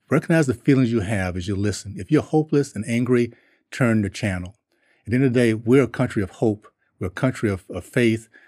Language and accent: English; Columbus, Ohio, United States; born there; I was born in Columbus because he was getting his PhD at Ohio State.